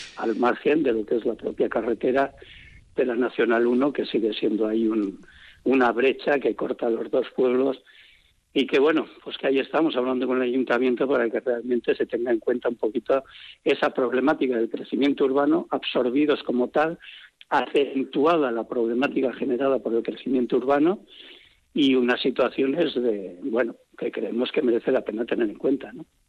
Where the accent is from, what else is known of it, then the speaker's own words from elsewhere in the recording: Vitoria-Gasteiz, Basque Country, Spain; moved away as an adult; now in Lorriaga, Spain; sí que soy de Vitoria